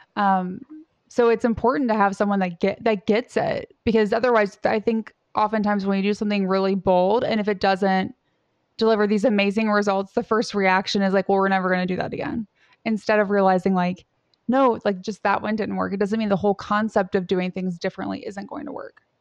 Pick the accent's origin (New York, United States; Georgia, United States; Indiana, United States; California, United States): Indiana, United States; Southern; I grew up in Southern Indiana